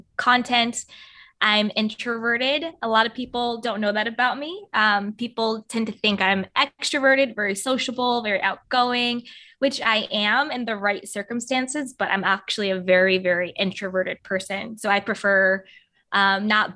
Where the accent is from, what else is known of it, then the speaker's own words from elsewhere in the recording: Syracuse, New York, United States; moved away as an adult; also born or lived in Washington, D.C.; I grew up in Syracuse, New York. So it's upstate New York